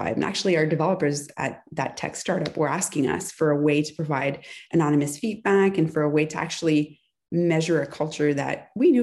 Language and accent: English; near Ottawa, Ontario, Canada; now in Montreal, Canada; I was born near Ottawa.